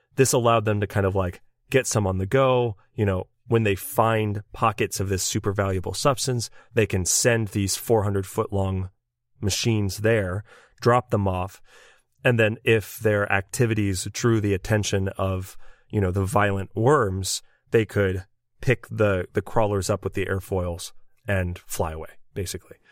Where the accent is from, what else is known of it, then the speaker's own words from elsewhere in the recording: United States; we are American